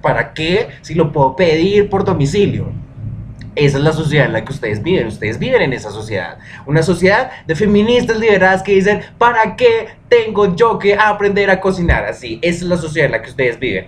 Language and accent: Spanish; Colombia; nosotros somos muy colombianos y que lo que nosotros hacemos es muy de colombiano y muy de acá